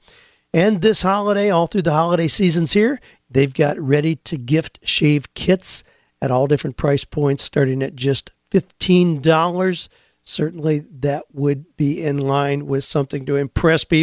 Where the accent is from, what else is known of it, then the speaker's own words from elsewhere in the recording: Ohio, United States; when I was a 12, 13-year-old farm kid growing up in Ohio